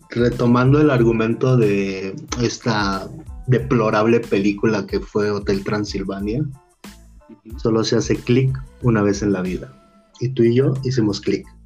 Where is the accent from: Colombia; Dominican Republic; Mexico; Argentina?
Mexico; Chiapas; now in Guadalajara, Mexico; Eh, soy un noble chiapaneco. En el momento está residiendo en la ciudad de Guadalajara, Jalisco.